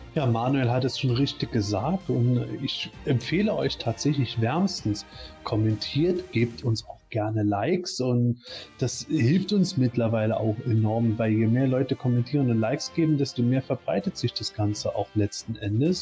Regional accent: Eifel, Germany; ich komme aus der Eifel, Vulkan ganz klar

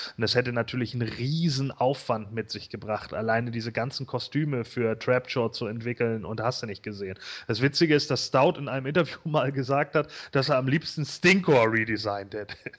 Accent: Germany; Bei uns in Deutschland

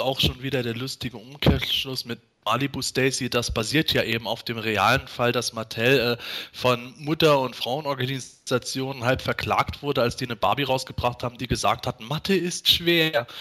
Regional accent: Bitburg, Rhineland-Palatinate, Germany; bei uns in Bitburg

